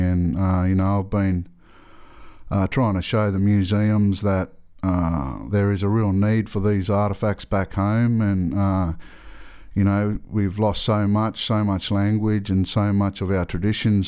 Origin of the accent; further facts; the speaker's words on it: Australia; I'm from Australia. I'm, I'm a Gwigo man